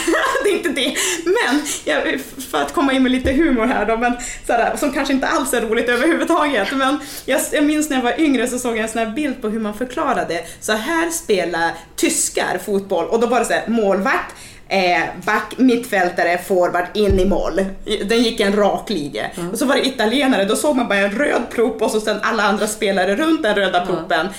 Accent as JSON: {"language": "Swedish", "town": "Umeå", "region": "Västerbotten County", "country": "Sweden", "said": "i Umeå då, där jag, där jag är ifrån"}